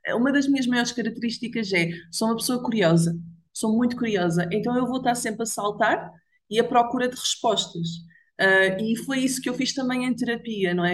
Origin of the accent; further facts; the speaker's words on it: Braga, Norte, Portugal; Eu nasci e cresci em Braga